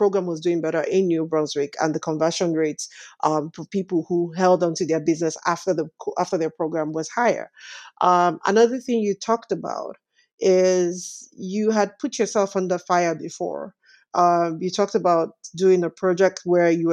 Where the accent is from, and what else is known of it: Nigeria; moved away as an adult; now in Canada